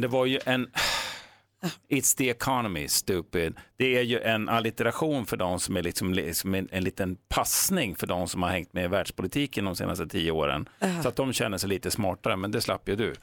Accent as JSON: {"language": "Swedish", "region": "Jämtland", "country": "Sweden", "tie": "born or raised there", "said": "under min uppväxt uppe i Jämtland"}